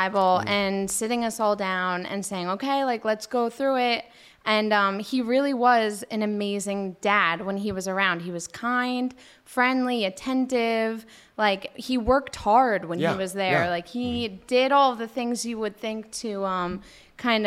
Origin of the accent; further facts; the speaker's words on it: Jackson, New Jersey, United States; I grew up in New Jersey, Jackson, New Jersey